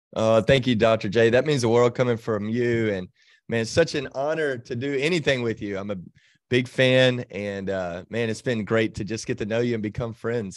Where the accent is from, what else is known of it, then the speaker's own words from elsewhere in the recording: Texas, United States; I grew up in Texas, um, but did not grow up in church.